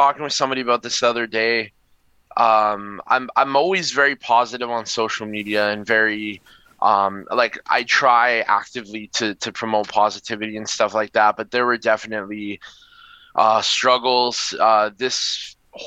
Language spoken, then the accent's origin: English; Winnipeg, Manitoba, Canada; I'm from Winnipeg